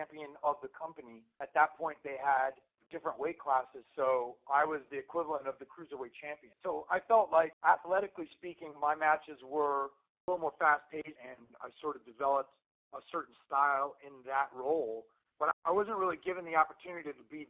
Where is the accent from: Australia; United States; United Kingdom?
United States; North Carolina; moved away as an adult; also born or lived in Chicago; I grew up in North Carolina